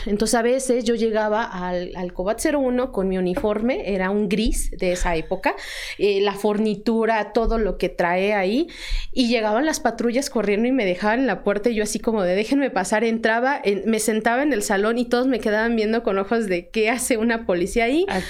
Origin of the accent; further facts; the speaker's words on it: Tlaxcala, Mexico; yo soy originaria, aquí nací.